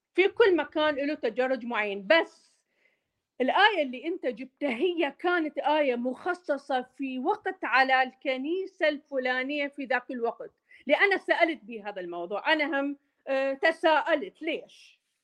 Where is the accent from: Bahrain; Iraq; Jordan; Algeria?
Iraq; Mosul, Nineveh; accent: Maslawi (Mosul) dialect; also born or lived in Baghdad; now in United States; انا عراقيه و احكي اللهجه المصلاويه اكثر من البغداديه